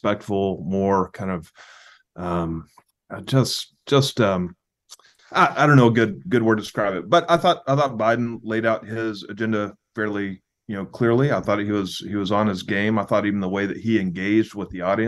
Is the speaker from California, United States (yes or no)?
no; Texas, United States; I'm a Texan